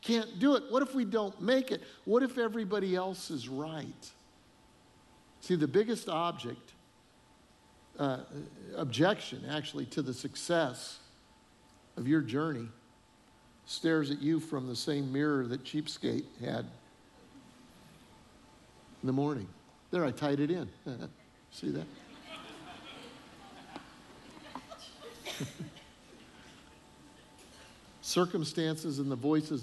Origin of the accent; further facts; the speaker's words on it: Colorado, United States; moved away as an adult; also born or lived in northern Illinois; now in Charleston, United States; we're from Colorado originally. We've been living in northern Illinois for about 8 years